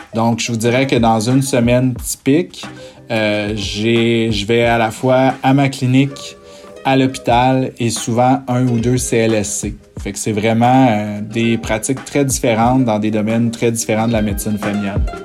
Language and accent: French; Sainte-Agathe-des-Monts, Quebec, Canada; j'ai été élevé à Sainte-Agathe, donc j'ai vraiment été élevé euh, en nature